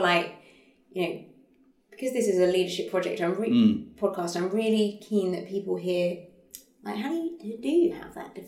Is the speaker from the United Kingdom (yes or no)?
yes; United Kingdom; being British